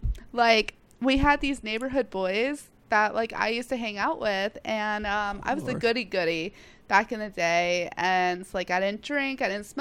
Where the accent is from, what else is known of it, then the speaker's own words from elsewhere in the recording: South Carolina, United States; South Carolina.